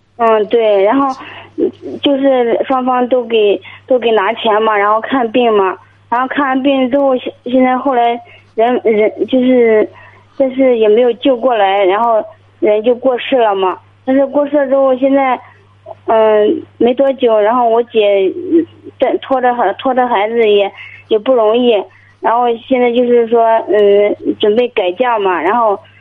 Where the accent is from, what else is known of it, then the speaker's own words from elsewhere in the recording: Guangdong, China; 我今年， 呃， 二十八岁